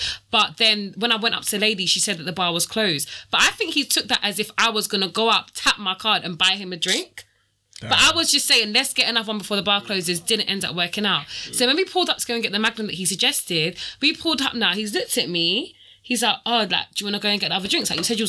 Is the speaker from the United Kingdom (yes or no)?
no; Jamaica; I'm Jamaican, we drink rain every day.